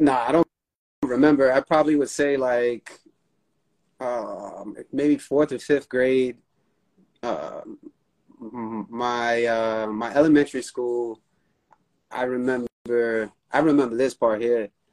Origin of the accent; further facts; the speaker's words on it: New York City, New York, United States; I'm from New York, born and raised